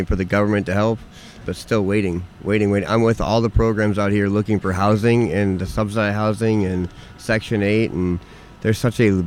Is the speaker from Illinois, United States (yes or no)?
yes; Chicago, Illinois, United States; now in Madison, United States; I'm from Chicago